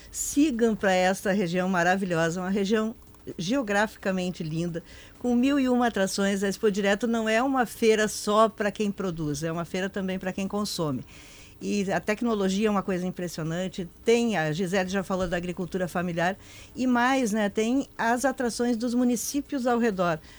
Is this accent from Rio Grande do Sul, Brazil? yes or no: yes; Alto Jacuí, Planalto Médio, Rio Grande do Sul, Brazil; a região do Alto Jacuí, Planalto Médio, aquela região lá onde eu nasci, da qual eu me orgulho muito.